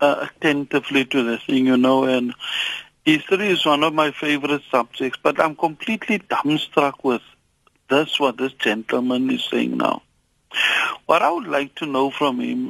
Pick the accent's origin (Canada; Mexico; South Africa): South Africa; I was born in Kumha